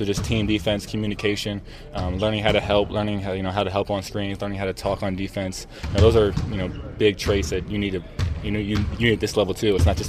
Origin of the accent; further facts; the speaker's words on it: New York City, New York, United States; I'm from New York City, so it's really different, but beautiful.